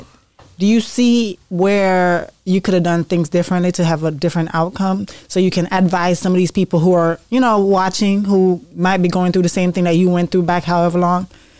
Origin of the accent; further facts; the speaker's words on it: Dallas, Texas, United States; So born and raised in Dallas, right?